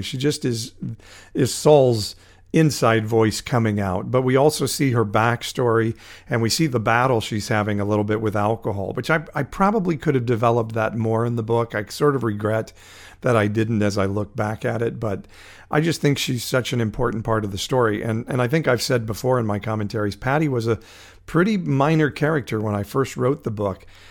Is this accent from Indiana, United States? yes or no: no; Fresno, California, United States; my hometown of Fresno